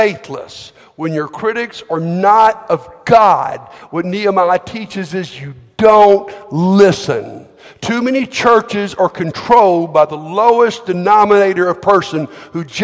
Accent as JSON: {"language": "English", "region": "Alabama", "country": "United States", "said": "I'm from Alabama"}